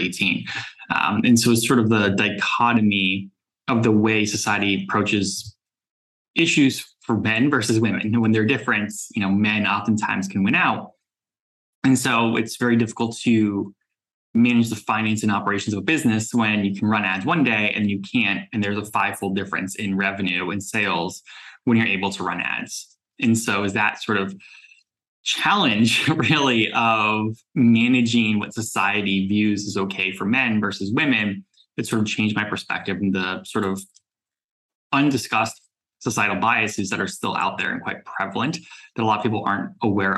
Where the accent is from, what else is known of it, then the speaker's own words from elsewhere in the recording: South Florida, United States; moved away as an adult; also born or lived in New York; I grew up in South Florida, moved to New York after college